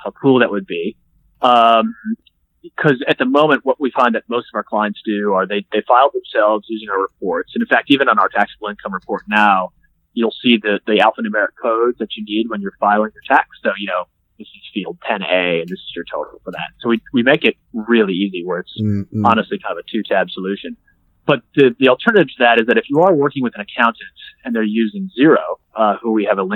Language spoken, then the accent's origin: English; United States; accent: American; moved away as an adult; also born or lived in Toronto; now in Australia; as an American living in Australia